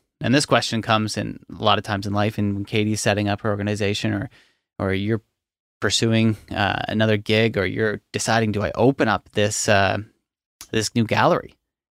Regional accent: Nova Scotia, Canada; I grew up in Hants County. There's nothing necessarily notable.

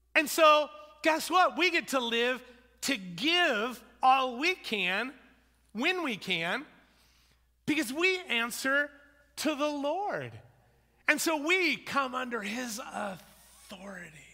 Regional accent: United States; also born or lived in New Zealand; I'm an American

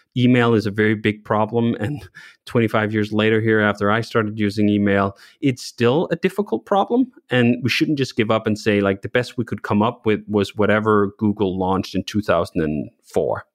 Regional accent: Copenhagen, Capital Region of Denmark, Denmark; moved away as an adult; now in United States; I grew up in Copenhagen, a city of bikes

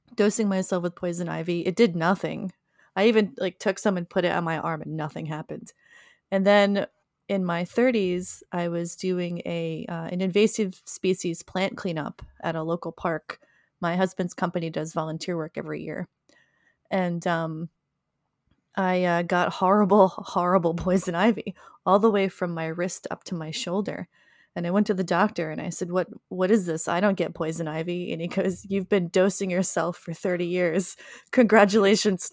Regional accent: Pine Barrens, New Jersey, United States; growing up in the Pine Barrens, I was constantly exposed to poison ivy my whole life

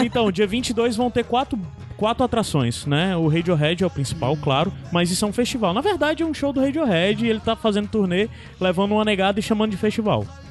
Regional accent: Brazil; A gente é brasileiro, a gente tem as raízes africanas

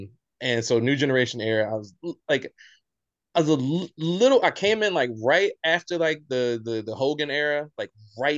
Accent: Baltimore, Maryland, United States; We're probably from West Baltimore.

